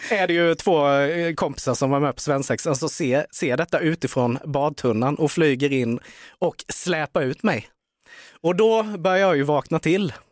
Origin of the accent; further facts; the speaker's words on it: Värnamo, Jönköping County, Sweden; i Värnamo, oh. där jag är ifrån.